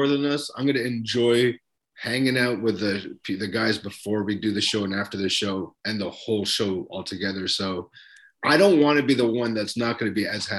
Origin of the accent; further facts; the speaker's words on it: Philippines; accent: Filipino; now in Canada; that's my Filipino accent slip.